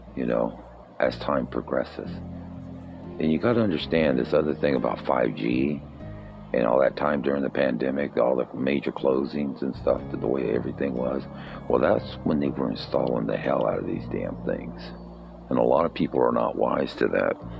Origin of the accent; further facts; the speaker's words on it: United States; our history as American citizens